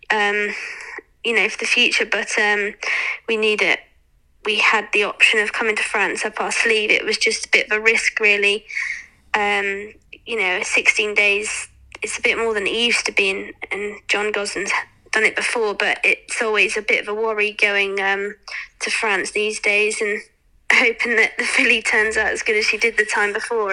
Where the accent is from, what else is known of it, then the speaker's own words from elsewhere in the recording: England, United Kingdom; being an English jockey